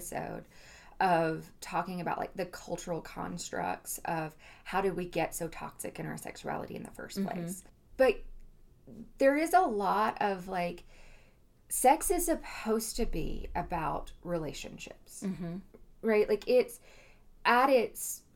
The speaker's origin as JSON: {"language": "English", "region": "Southeast United States", "country": "United States", "tie": "born or raised there", "said": "I am from the Southeast United States"}